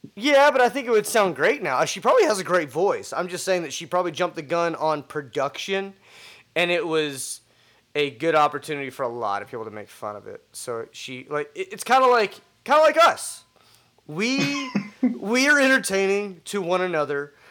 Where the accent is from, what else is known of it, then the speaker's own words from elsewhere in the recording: Texas, United States; I'm from Texas.